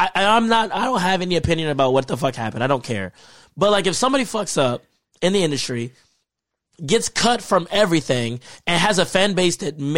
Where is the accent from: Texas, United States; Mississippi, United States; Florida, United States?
Texas, United States; now in Nashville, United States